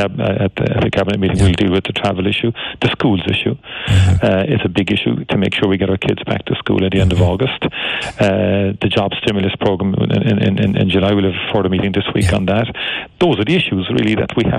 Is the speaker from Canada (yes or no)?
no; Cork, Munster, Ireland; as children growing up in Turner's Cross